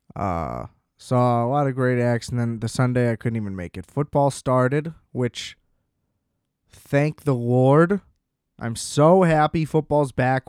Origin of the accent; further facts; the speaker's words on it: United States; I'm an American